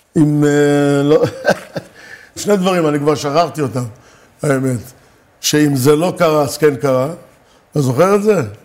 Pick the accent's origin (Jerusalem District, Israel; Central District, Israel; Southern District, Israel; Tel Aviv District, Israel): Central District, Israel; Rishon LeZion; also born or lived in Morocco / Givat Olga, Hadera; עברנו לגור בראשון